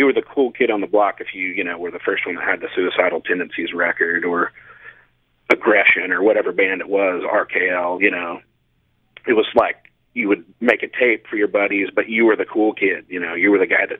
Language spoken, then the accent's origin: English; Kansas City, Missouri, United States; now in San Diego, United States; growing up in Kansas City, there was a place called Rock Therapy